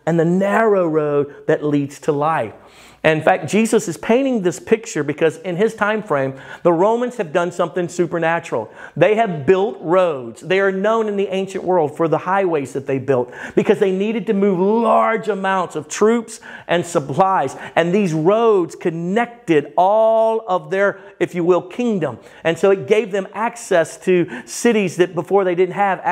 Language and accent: English; Baton Rouge, Louisiana, United States; now in Texas, United States; I'm from Baton Rouge, Louisiana